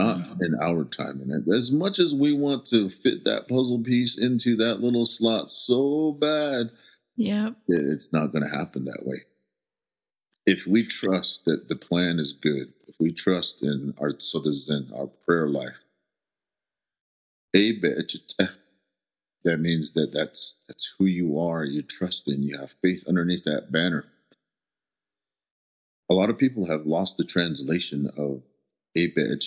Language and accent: English; Shiprock, New Mexico, United States; first language Navajo; English is a second language; also born or lived in Red Valley, Arizona; I was born and raised in Shiprock.